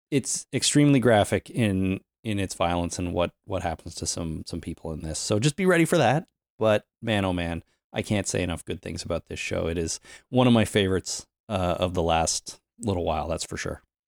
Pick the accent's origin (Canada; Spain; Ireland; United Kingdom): Canada; Toronto, Ontario; my hometown